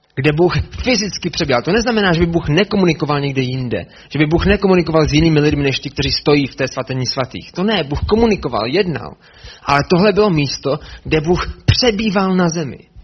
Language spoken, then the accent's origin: Czech; Brno, South Moravian Region, Czechia; Já jsem se narodil v Brně